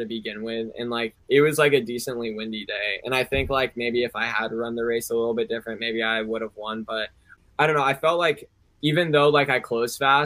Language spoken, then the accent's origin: English; Washington, United States; also born or lived in Seattle, Washington; growing up in Suquamish